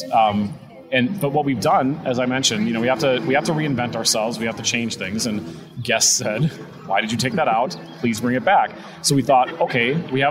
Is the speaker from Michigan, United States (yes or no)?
no; Wisconsin, United States; moved away as an adult; now in Ohio, United States; I'm not from here. I'm from Wisconsin